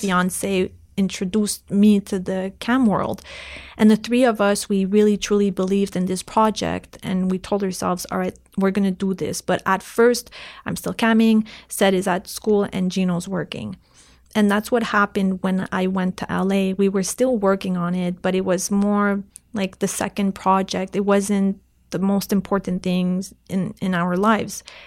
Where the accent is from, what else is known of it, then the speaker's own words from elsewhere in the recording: Canada; English is a second language; I'm, I'm French Canadian, and at that time, I couldn't really speak English really well